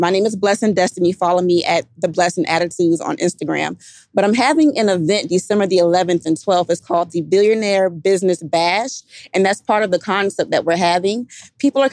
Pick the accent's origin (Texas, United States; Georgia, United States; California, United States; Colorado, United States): Georgia, United States; Savannah; moved away; I'm from Savannah, Georgia.